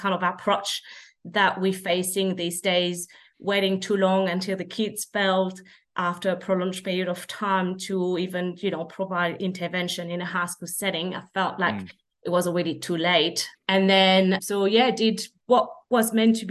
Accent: France; English is a second language; moved away as an adult; also born or lived in Perth, Australia; now in Canberra, Australia; I was born and bred in France

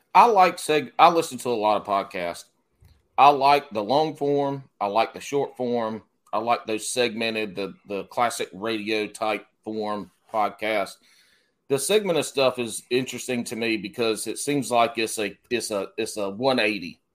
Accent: South Carolina, United States; I, I was born and raised in South Carolina

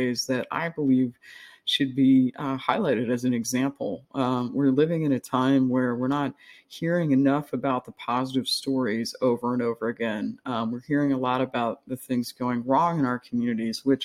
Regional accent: United States; I'm an American

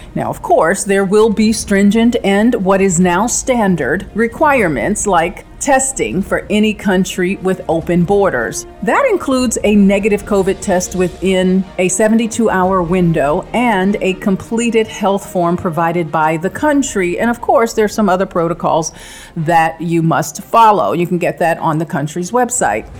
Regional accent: Washington, District of Columbia, United States; Washington, D.C., my hometown

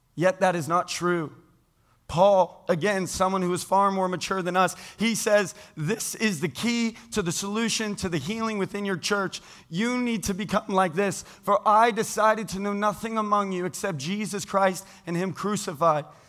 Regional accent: United States; I was born into being an American

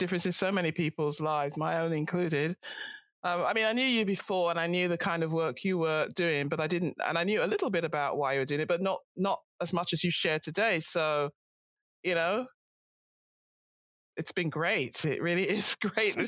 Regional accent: London, United Kingdom; moved away; my hometown

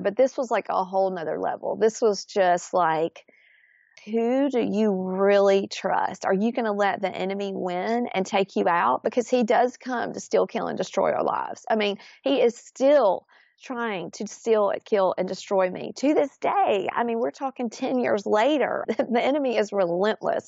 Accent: Florence, Alabama, United States; grew up, born and raised in Florence, Alabama

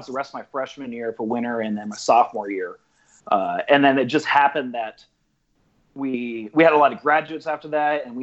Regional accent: Rancho Cucamonga, California, United States; I ended up buying a house that's probably 3 blocks from my home house, my original house, so where I grew up in.

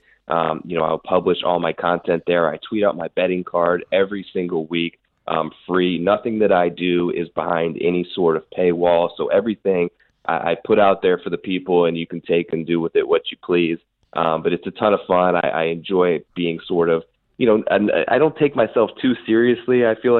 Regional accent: West Virginia, United States; Yeah, I'm from West Virginia, Keith. I'm a country boy, so I followed Randy all the way growing up

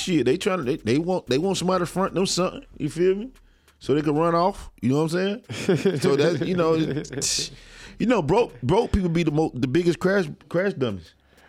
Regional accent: Bainbridge, Georgia, United States; now in Tallahassee, United States; Like I'm from Bainbridge, but Tallahassee is where I really represent.

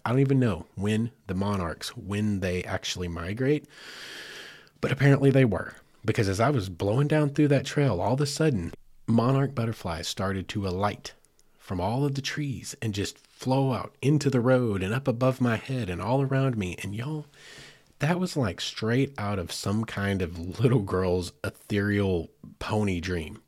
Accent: Arkansas, United States; I'm from Arkansas

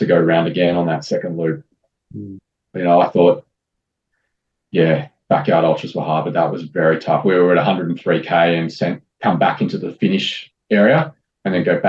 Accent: Sydney, New South Wales, Australia; I grew up in St. Ives in Sydney and right next to Ku-ring-gai National Park.

